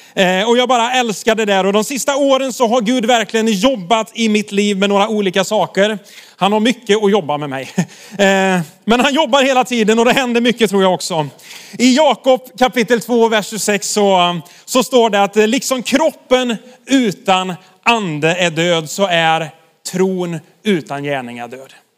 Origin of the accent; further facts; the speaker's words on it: Sweden; vi svenskar